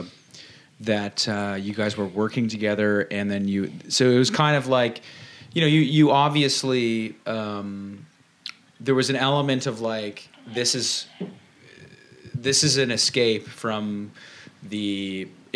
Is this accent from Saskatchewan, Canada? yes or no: no; Dundas, Ontario, Canada; we're from Dundas, which is basically like the Shire from Lord of the Rings